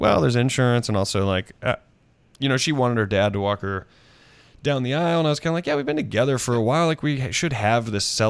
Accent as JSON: {"language": "English", "region": "the South", "country": "United States", "tie": "born or raised there", "said": "I grew up in the South where I kind of thought I'd be married by 25 because that just gets drilled into your head."}